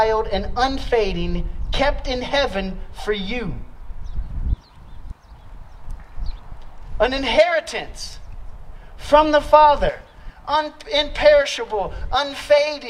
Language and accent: English; Louisiana, United States; moved away; I'm from Louisiana